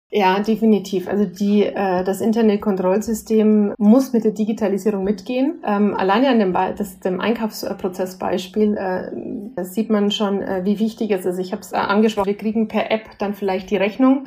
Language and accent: German; Bavaria, Germany; als äh, Bayerin